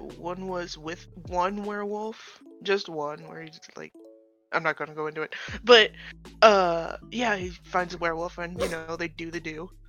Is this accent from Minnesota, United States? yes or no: yes; Minnesota, United States; I'm from Minnesota